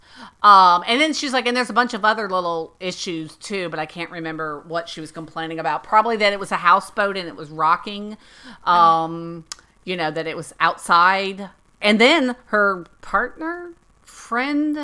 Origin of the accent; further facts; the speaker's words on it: Lakeland, Florida, United States; my hometown of Lakeland, Florida, which is smack in the center of the state.